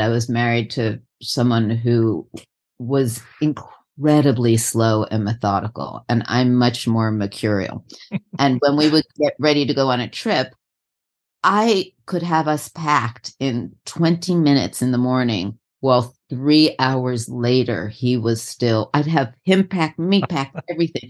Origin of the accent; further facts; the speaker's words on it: New York City, New York, United States; I am from New York City